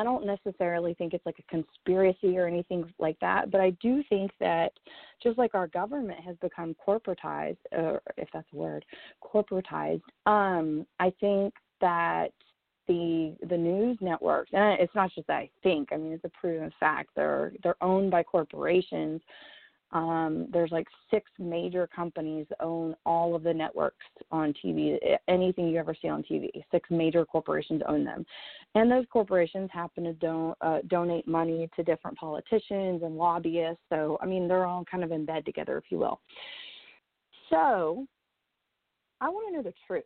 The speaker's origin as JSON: {"language": "English", "region": "the South", "country": "United States", "tie": "born or raised there", "first_language": "English", "said": "I was born and raised in the South"}